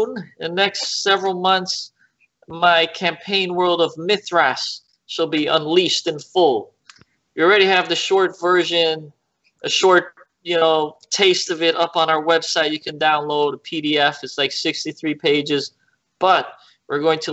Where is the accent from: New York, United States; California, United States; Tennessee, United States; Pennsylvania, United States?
New York, United States; New York City; I grew up like in New York City